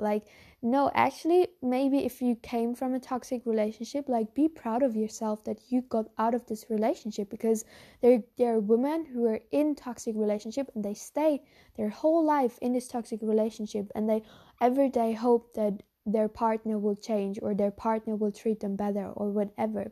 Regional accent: Germany; first language German; English is a second language; I'm no native English speaker, but I'm a German speaker. I'm from Germany

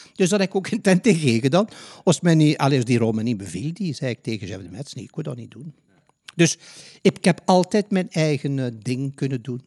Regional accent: Ghent, Flanders, Belgium; moved away as an adult; now in The Hague, Netherlands; ik ben een Gentenaar.

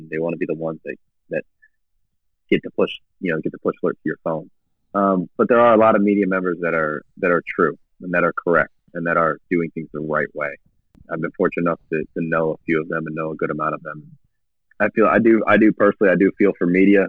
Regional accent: Canton, Ohio, United States; moved away as an adult; also born or lived in Cleveland, Ohio; now in Kansas City, United States; I'm born and raised in Canton, Ohio, a little south of Canton

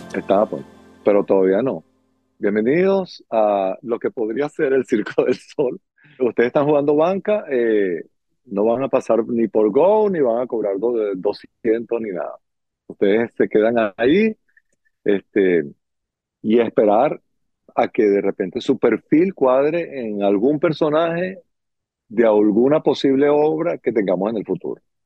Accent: Caracas, Capital District, Venezuela; moved away as an adult; now in Miami, United States; yo soy de Caracas, Venezuela

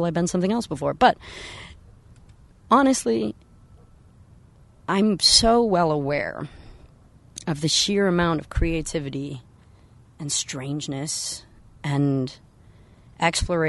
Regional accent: San Francisco, California, United States; I was raised in San Francisco

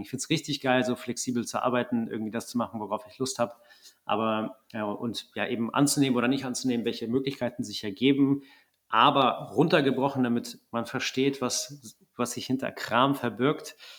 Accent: Wegberg, North Rhine-Westphalia, Germany; ich komme aus Wegberg, Kreis Heinsberg, kleines Kaff.

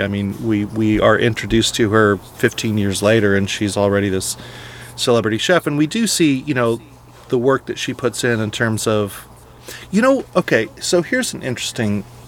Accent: California, United States; When I was in high school growing up in, in California

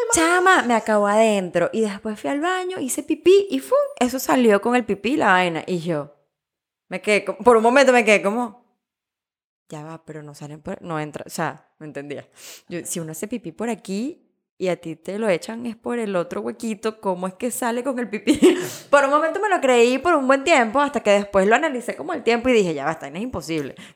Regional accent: Venezuela; yo vengo de Venezuela

